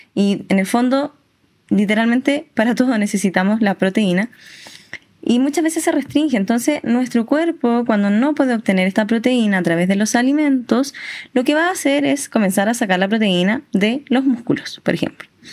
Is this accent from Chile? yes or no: yes; Chile; como chilenos siempre estamos full disfrutando